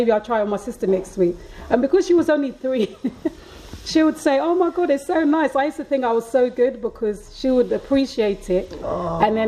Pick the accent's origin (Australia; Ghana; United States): Ghana; moved away; also born or lived in London; growing up in Ghana